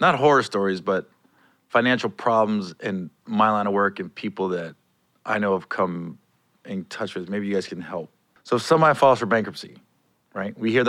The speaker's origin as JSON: {"language": "English", "town": "Cincinnati", "region": "Ohio", "country": "United States"}